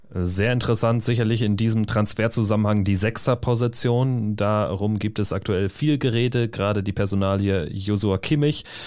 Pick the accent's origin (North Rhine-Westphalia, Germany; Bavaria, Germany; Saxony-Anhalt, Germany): North Rhine-Westphalia, Germany; Und vor allen Dingen komme ich aus Westfalen